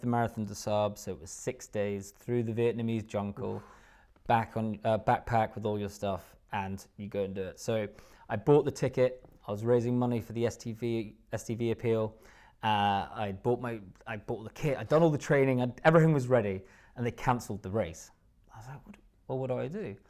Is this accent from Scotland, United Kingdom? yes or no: yes; Haddington, Scotland, United Kingdom; moved away as an adult; also born or lived in Musselburgh / Australia / London; I grew up in Haddington, which is, uh, just about twenty minutes w, w, east of Edinburgh